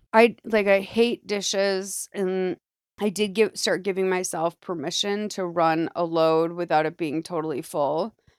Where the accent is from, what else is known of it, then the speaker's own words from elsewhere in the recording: Massachusetts, United States; I'm from Massachusetts, technically